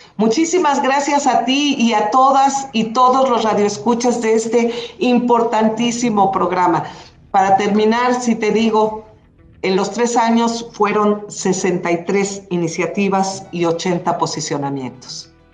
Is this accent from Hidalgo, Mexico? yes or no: yes; Hidalgo, Mexico; also born or lived in Mexico City; me siento muy orgullosa de ser eh, hidalguense